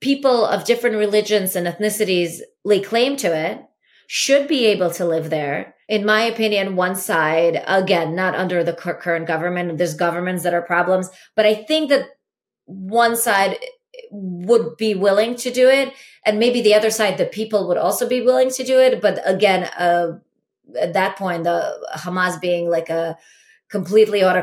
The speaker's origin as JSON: {"language": "English", "country": "Latvia", "tie": "born or raised there", "also_born_or_lived": "Ukraine", "moved": "yes", "said": "I was born in Latvia"}